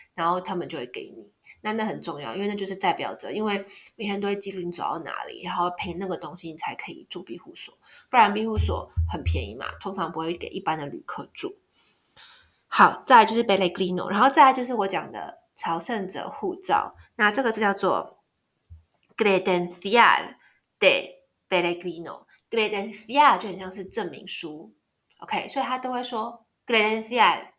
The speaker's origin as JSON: {"language": "Chinese", "country": "Taiwan", "said": "我是台湾人"}